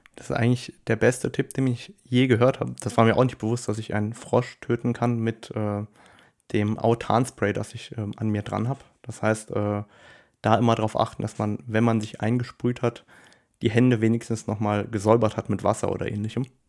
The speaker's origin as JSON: {"language": "German", "country": "Luxembourg", "said": "bei uns in Luxemburg"}